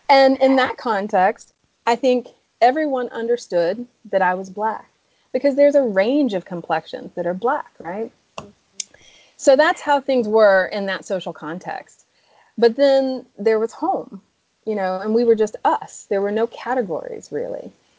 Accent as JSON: {"language": "English", "region": "the South", "country": "United States", "said": "Yeah. I'm from the South. I get that."}